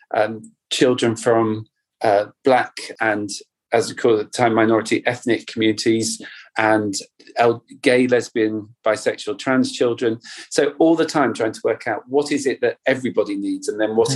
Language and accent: English; North Cornwall, South West England, United Kingdom; I grew up in Cornwall, in North Cornwall by the sea